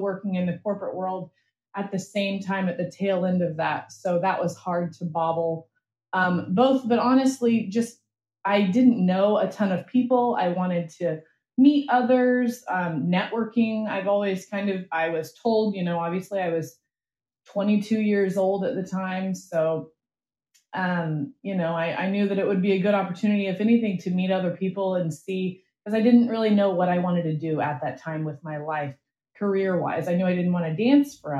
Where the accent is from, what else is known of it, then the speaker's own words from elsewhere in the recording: Oklahoma, United States; moved away as an adult; also born or lived in Orlando, Florida; I originally, I'm from Oklahoma